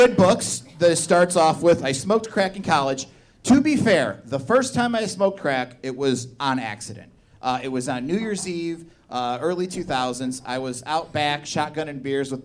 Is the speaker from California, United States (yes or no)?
no; Indiana, United States; now in Chicago, United States; I'm from Indiana